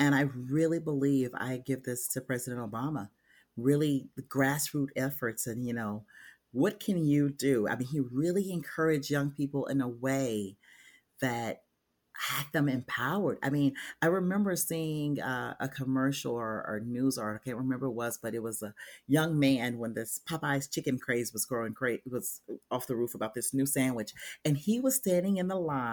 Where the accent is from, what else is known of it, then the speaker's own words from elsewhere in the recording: Memphis, Tennessee, United States; I grew up in Memphis, Tennessee